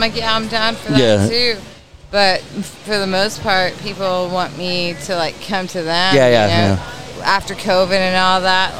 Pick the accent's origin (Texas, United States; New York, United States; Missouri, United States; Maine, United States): Texas, United States; South Padre Island; born and raised in South Padre Island.